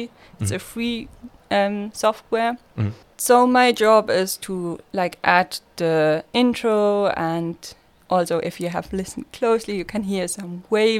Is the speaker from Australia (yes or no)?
no; Switzerland; accent: Swiss; English is a second language; everyone was like, where are you from here? It sounds so... Swiss and people always could tell and I also had people telling me if you speak Swiss I understand you and I'm like I'm speaking German to you.